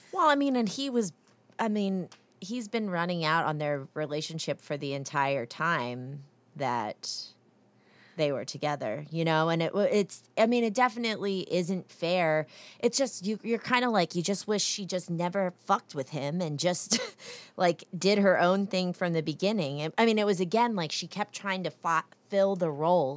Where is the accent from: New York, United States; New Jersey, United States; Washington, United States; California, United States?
New Jersey, United States; now in North Carolina, United States; I'm from New Jersey.